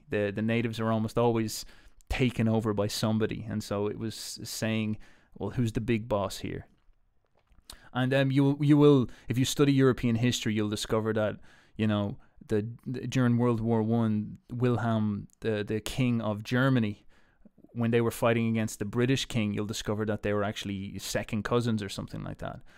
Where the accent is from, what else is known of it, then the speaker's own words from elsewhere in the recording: Ireland; being Irish